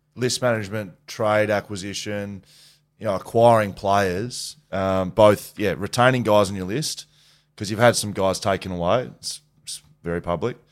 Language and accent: English; Geelong, Victoria, Australia; I'm from Geelong